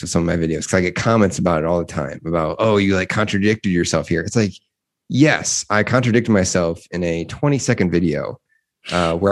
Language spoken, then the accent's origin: English; Midwest, United States; This is coming from the Midwest